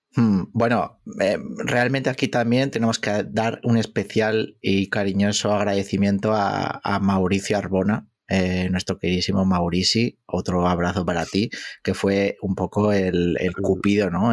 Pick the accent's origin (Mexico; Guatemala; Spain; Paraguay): Spain; Basque Country; yo como buen vasco